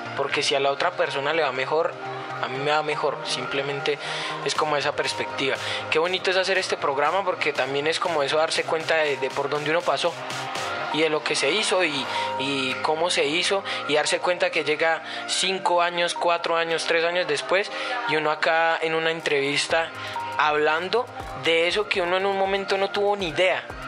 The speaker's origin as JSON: {"language": "Spanish", "country": "Colombia", "said": "Nosotros los colombianos"}